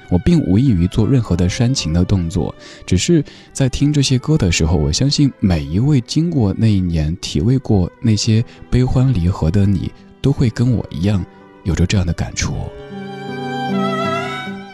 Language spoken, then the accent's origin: Chinese; Sichuan, China; moved away; 作为一个四川人